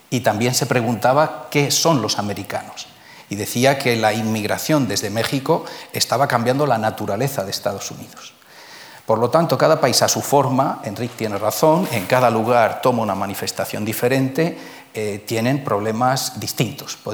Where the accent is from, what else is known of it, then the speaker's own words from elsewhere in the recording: Spain; Somos españoles